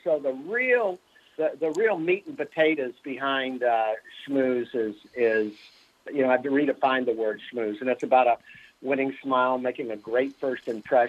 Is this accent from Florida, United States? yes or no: yes; Fort Lauderdale, Florida, United States; I grew up in Fort Lauderdale, and within a 7-year period, a 7-mile radius.